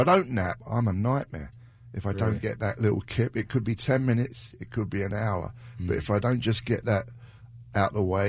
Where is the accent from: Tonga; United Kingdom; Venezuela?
United Kingdom; England; I thought I was just a limey. But a lot of English have Irish in them.